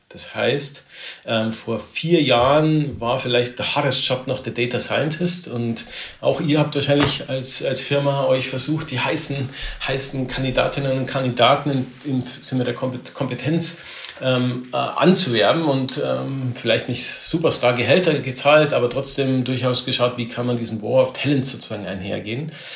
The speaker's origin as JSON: {"language": "German", "town": "Neuburg an der Donau", "region": "Bavaria", "country": "Germany", "said": "ich komme aus Neuburg hier in, in, Bayern raus"}